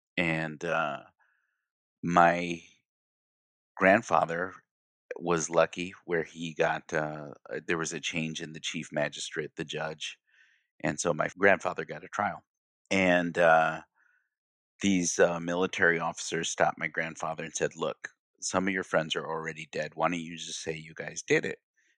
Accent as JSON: {"language": "English", "town": "Kalamazoo", "region": "Michigan", "country": "United States", "tie": "born or raised there", "said": "because being born and raised in Kalamazoo, Michigan, I think our family has always had a strong identity of being proud of who we are"}